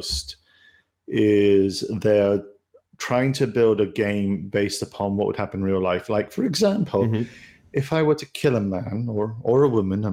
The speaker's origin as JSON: {"language": "English", "country": "United Kingdom", "said": "As a Brit"}